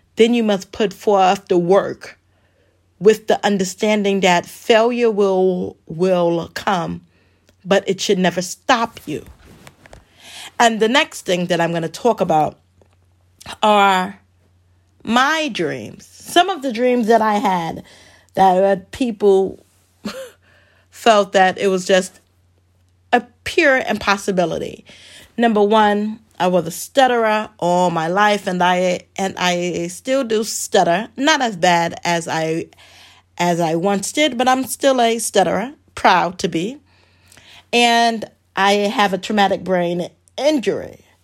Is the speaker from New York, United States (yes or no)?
yes; New York City, New York, United States; moved away as an adult; also born or lived in Richmond, Virginia; growing up in the Bronx